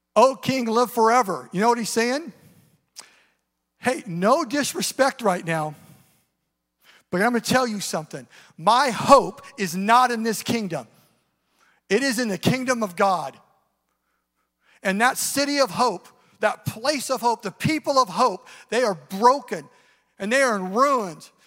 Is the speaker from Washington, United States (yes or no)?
yes; Eastern Washington, United States; now in Seattle area, United States; I grew up in Eastern Washington, up in the mountains